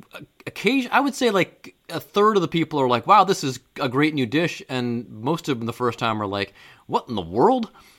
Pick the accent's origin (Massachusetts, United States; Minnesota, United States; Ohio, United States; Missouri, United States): Ohio, United States; Cleveland; We're both from Cleveland.